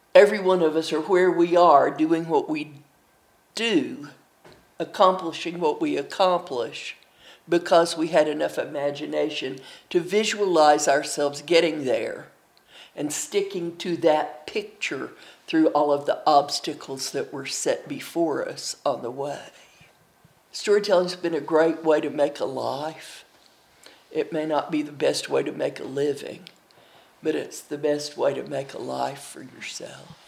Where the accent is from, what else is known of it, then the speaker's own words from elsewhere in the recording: Milligan College, Tennessee, Booneville, Kentucky, Appalachia, United States; now in Dallas, United States; I'm from Milligan College, Tennessee, in Booneville, Kentucky. I currently live in Dallas, Texas